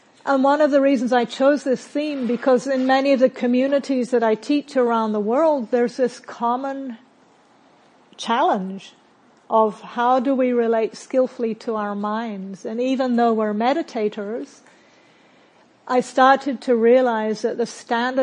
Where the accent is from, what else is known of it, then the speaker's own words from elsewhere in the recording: New Zealand; accent: hybrid; moved away; also born or lived in Britain; I'm from New Zealand, but I'm originally from Britain, which may be why you're hearing a bit of a hybrid accent. And in New Zealand, where I grew up